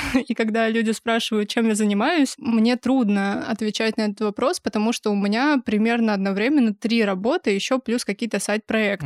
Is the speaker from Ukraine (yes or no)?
no; Kazakhstan; moved away as an adult; now in Chelyabinsk, Russia; я родилась в Казахстане и жила там до 18 лет, и переехала в Челябинск в 16 году